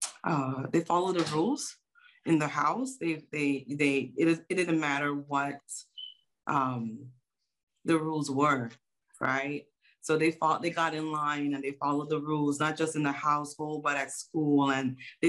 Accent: U.S. Virgin Islands; I was born in St. Croix, U.S. Virgin Islands

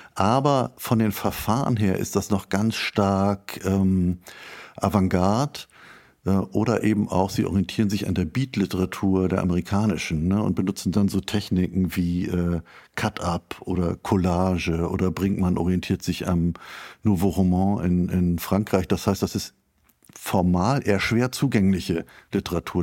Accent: Schleswig-Holstein, Germany; Ich komme aus Schleswig-Holstein

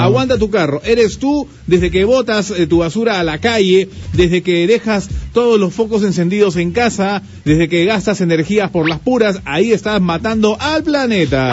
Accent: Peru; Como buenos peruanos

